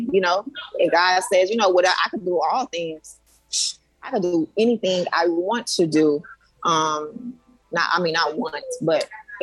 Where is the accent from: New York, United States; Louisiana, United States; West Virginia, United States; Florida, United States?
Florida, United States; Miami; I grew up in the inner city. I grew up in Liberty City.